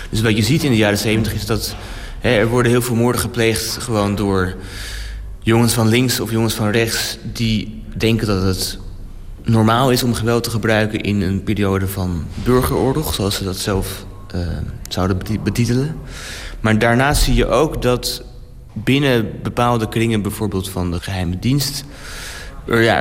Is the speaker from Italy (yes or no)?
yes; Rome, Lazio, Italy; Rome. Ehm, en vooral eh, voor mijzelf is het een symbool omdat hij, hij, hij, komt hij kwam uit dezelfde buurt waar ik ben opgegroeid.